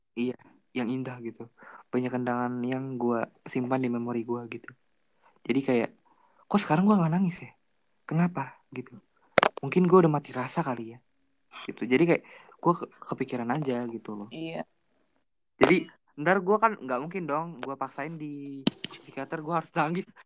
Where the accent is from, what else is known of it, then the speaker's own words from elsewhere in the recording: Bandung, West Java, Indonesia; Gua juga anak Bandung